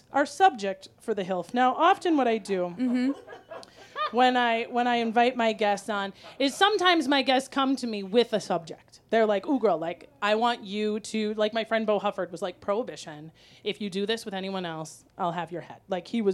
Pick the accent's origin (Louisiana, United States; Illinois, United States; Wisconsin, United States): Wisconsin, United States; moved away; also born or lived in Minnesota; I'm from Wisconsin, but I lived in Minnesota for 25 years